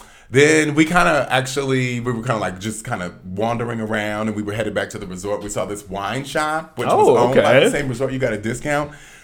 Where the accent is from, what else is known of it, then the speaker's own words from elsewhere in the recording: Atlanta, Georgia, United States; also born or lived in Southern California; I'm from Atlanta originally. Born in Southern California, but raised in Atlanta.